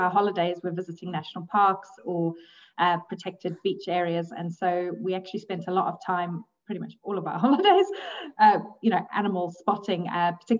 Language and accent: English; KwaZulu-Natal, South Africa; moved away as an adult; also born or lived in Zambia; now in Scotland, United Kingdom; I was actually born in Zambia. And so when I was I lived there until I was three. So a beautiful country. And then because of my dad's work, we then moved to South Africa. So that's actually where I grew up, in very rural KwaZulu-Natal.